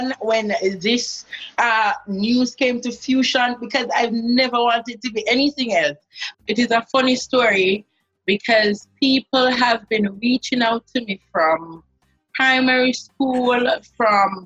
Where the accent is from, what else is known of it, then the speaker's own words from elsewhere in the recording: Kingston, Jamaica; So I grew up on Spade Corner.